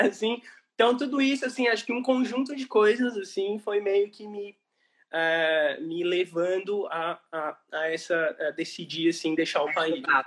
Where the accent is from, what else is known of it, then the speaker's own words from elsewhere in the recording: Brazil; moved away as an adult; also born or lived in Italy; now in Ireland; quando eu saí do Brasil